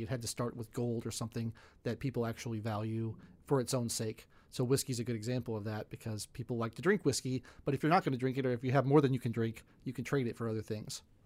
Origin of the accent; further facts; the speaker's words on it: United States; I was from America